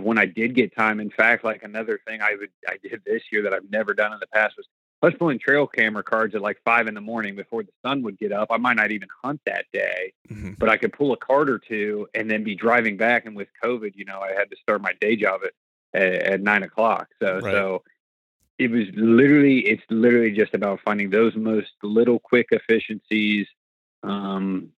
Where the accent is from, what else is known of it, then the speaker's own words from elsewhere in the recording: Columbus, Ohio, United States; I'm from Columbus, Ohio, and the day job is, I work in the accounting finance world